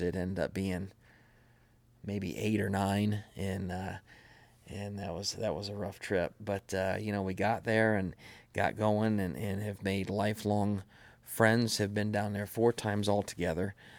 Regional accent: Madison, United States; we grew up over in Madison

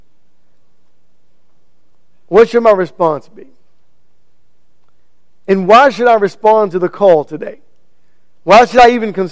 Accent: United States; I was born right here in America

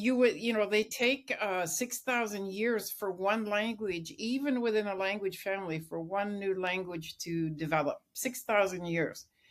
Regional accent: Lillooet, British Columbia, Canada; I grew up in British Columbia in Lillooet

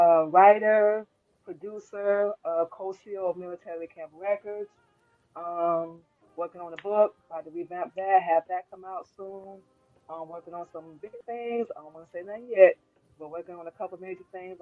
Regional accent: Florida, United States; moved away as an adult; also born or lived in Georgia, United States; now in Illinois, United States; Was born in Georgia, grew up in Florida. Now I live in Illinois.

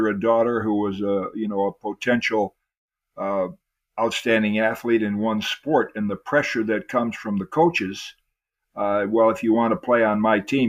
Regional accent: Zeeland, Michigan, United States; a neighboring school to where I grew up in Zeeland

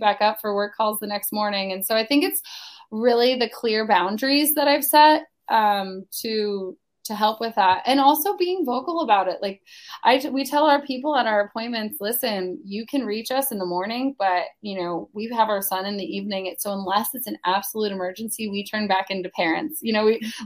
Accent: Pennsylvania, United States; now in Palm Coast, United States; I am originally from Pennsylvania. I went, I grew up there, did not like shoveling snow

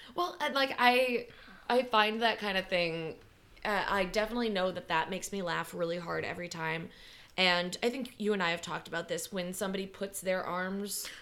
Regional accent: Wisconsin, United States; in Wisconsin where we have deer hunting season

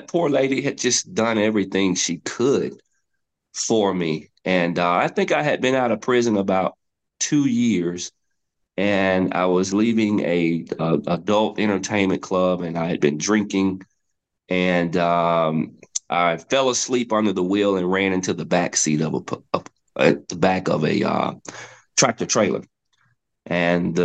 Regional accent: West End, Alabama, United States; when I was about 14 years old, growing up in West End

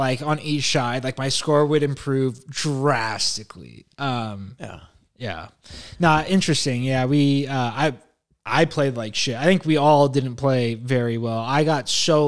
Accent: San Jose, California, United States; we're from San Jose

